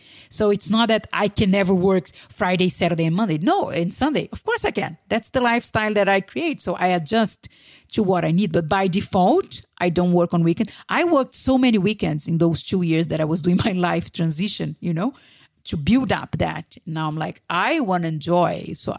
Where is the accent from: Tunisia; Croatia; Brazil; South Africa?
Brazil; moved away; also born or lived in Spain; if I was still in Brazil, in my hometown, or still in Spain, I wouldn't have lived.